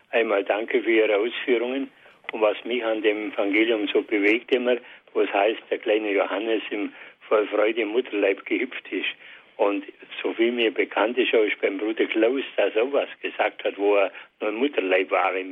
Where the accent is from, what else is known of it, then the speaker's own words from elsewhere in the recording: Germany; also born or lived in Bleichach, Bavaria; bei uns in Deutschland